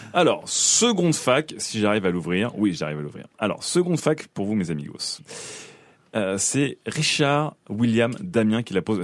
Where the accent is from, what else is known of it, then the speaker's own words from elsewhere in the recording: Paris suburbs, Île-de-France, France; je suis né à Paris, j'ai grandi en banlieue